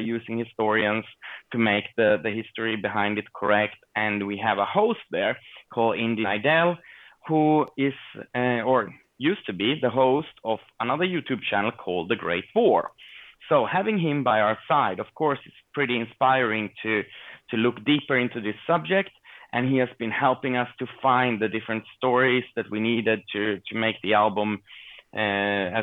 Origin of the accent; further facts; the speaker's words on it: Sweden; growing up here in Sweden